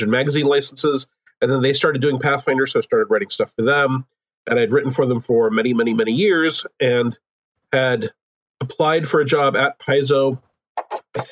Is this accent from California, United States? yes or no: no; Oklahoma, United States; also born or lived in Seattle; I'm originally from Oklahoma